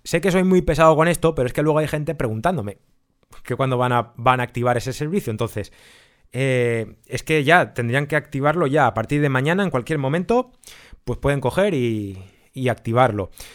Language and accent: Spanish; Spain; somos los coleccionistas españoles